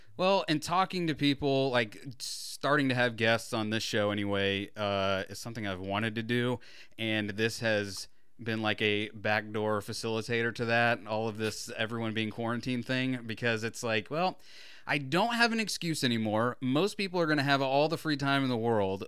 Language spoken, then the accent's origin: English; Florida, United States